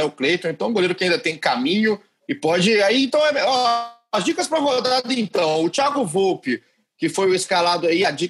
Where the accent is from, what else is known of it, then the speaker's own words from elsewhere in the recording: Minas Gerais, Brazil; eu sou, eu sou da, da linha mais tradicional, eu sou mineiro, né?